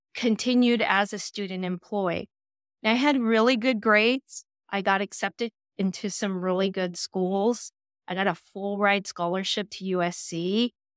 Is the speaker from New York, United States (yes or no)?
no; Los Angeles, California, United States; growing up in East Los Angeles